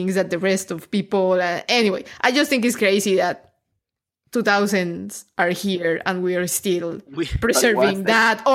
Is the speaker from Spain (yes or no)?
no; Colombia; I come from Colombia